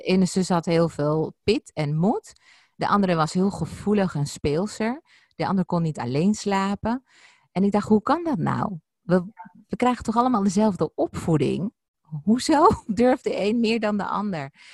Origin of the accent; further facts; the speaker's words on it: Ibiza, Balearic Islands, Spain; ons huis op Ibiza, waar ik geboren ben